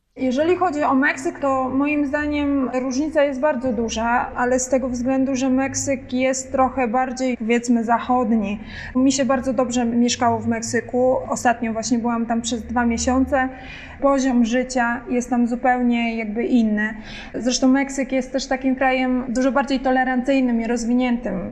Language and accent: Polish; Poland; jestem Polką